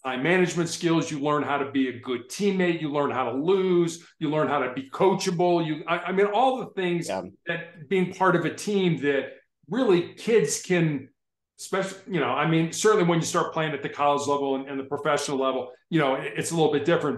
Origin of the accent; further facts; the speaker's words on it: Chicago, Illinois, United States; when I was growing up in Chicago